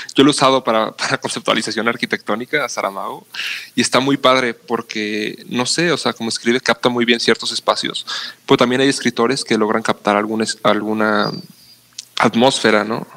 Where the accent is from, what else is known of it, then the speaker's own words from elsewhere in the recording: Mexico; los mexicanos